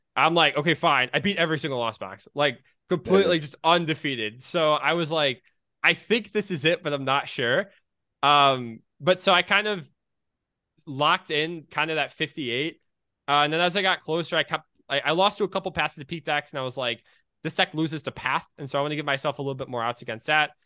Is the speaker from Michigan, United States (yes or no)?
yes; Michigan, United States; I'm from Michigan